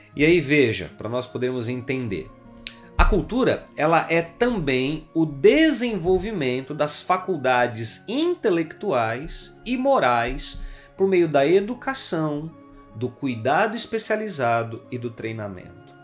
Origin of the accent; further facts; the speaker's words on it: Brazil; enquanto brasileiros, nós herdamos uma herança cultural